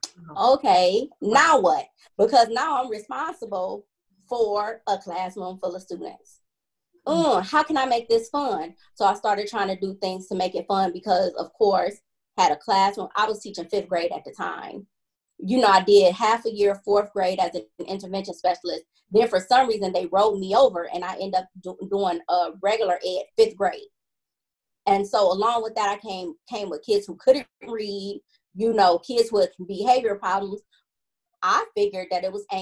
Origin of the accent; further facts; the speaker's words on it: Cleveland, Ohio, United States; born and raised in Cleveland, product of the Cleveland Metropolitan School District